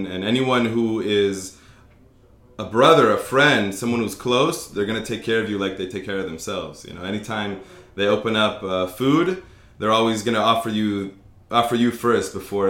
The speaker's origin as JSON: {"language": "English", "town": "Los Angeles", "region": "California", "country": "United States", "tie": "born or raised there", "also_born_or_lived": "Israel", "moved": "as an adult", "lives_now": "Tel Aviv, Israel", "said": "So, I was born and raised in Los Angeles, in the Valley, for those of you who know."}